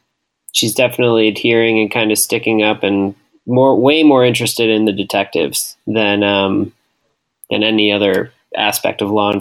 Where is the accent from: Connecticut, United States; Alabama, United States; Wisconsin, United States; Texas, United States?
Wisconsin, United States; we are from Wisconsin and inner tubing is a popular thing to do.